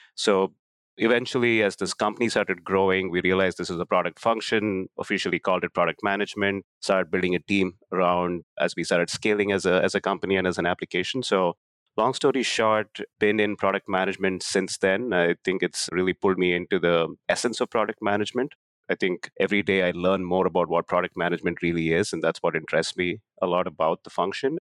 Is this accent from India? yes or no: yes; Bangalore, Karnataka, India; moved away as an adult; now in United States; where I grew up in Bangalore, India